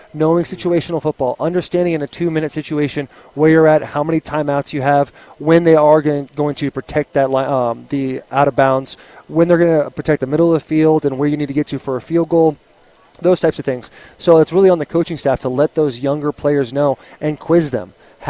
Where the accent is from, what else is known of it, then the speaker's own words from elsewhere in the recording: Arizona, United States; So I grew up here in Arizona, the maybe the best state in the entire union, and I went to Chaparral High School my senior year.